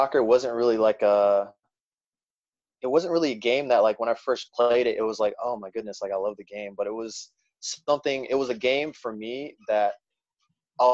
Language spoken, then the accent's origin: English; South Haven, Michigan, United States; also born or lived in Pittsburgh, Pennsylvania; I was born in Pittsburgh, Pennsylvania. My family moved shortly after to South Haven, Michigan, where I grew up in Michigan, southwest part of Michigan